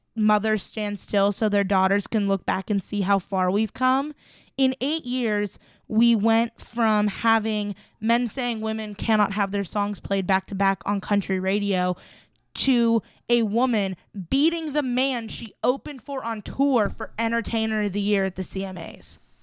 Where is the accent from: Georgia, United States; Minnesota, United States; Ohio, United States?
Ohio, United States; I'm from Ohio